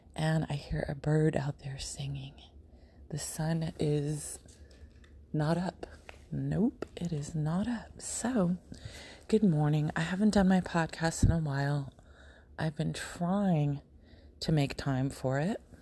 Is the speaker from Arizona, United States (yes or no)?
yes; Arizona, United States; moved away; I grew up in Arizona